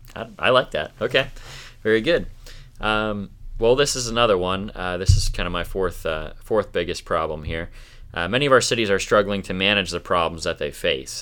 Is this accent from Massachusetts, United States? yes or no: no; Minnesota, United States; also born or lived in Greensburg, Pennsylvania; now in Armstrong County, Pennsylvania, United States; I'm originally from Minnesota, but moved here from Greensburg.